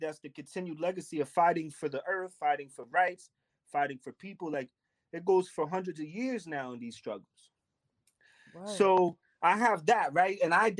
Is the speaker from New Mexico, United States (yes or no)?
no; New York City, New York, United States; I grew up on Staten Island.